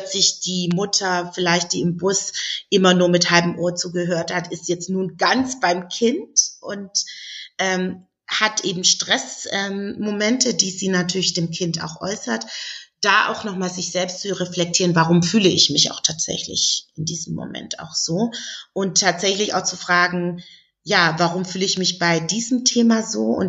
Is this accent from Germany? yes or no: yes; Southern Germany, Germany; Ich komme aus Süddeutschland, das heißt, auf dem Land sieht man noch sehr viel auch ältere Frauen, die dann und wann eben auch ähm, Kopfbedeckungen tragen.